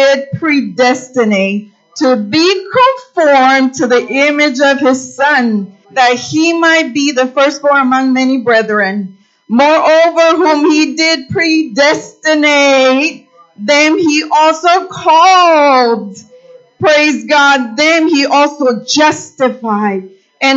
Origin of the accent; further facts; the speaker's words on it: Mexico; moved away; I was born in Mexico, and I come from, you know, a poor area